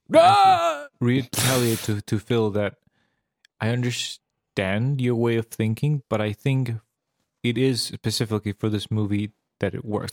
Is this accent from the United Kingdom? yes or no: no; Serbia; moved away; I grew up in Serbia, which was Yugoslavia